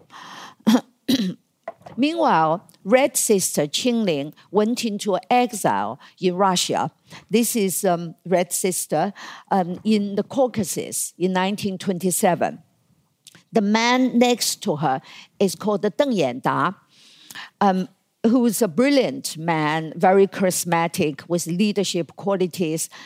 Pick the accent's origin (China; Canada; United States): China; moved away as an adult; when I was growing up in China, in the nineteen fifties and the sixties and the seventies